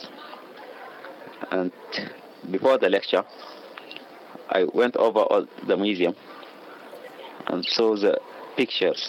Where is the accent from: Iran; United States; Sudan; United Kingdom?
Sudan; Darfur; moved away as an adult; now in Israel; I am from Darfur